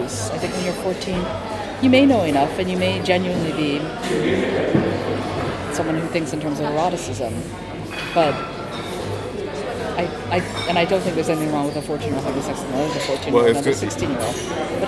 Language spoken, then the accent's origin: English; Hawaii, United States; when I was growing up in Hawaii